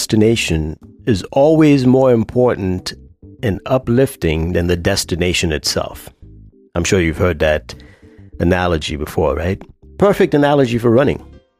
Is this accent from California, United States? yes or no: no; Virginia, United States; I'm from Virginia, and I run for health and fitness.